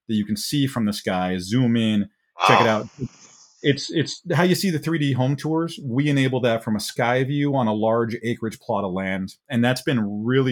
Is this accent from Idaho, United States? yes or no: yes; New Meadows, Idaho, United States; My hometown has about 500 people, New Meadows, yeah. Idaho, if you want to look that one up. Terrific place to grow up